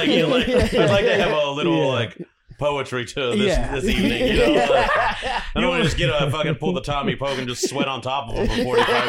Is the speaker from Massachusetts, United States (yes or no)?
no; Fort Worth, Texas, United States; I'm from Fort Worth.